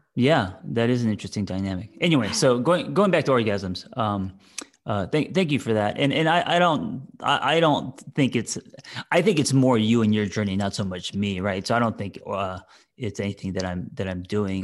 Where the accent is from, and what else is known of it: Glendale, United States; born or raised there; moved away